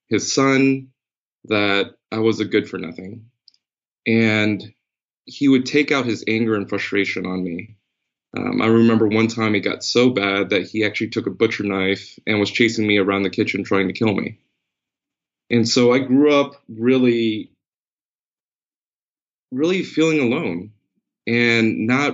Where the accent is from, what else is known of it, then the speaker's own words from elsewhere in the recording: New Jersey, United States; I was born in New Jersey. And on the block that I was born on, it was just rife with crime. We were just in poverty